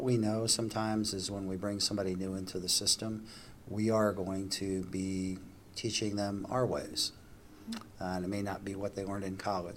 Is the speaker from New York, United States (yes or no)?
no; Nebraska, United States; moved away; also born or lived in Wyoming; I was born and raised in Nebraska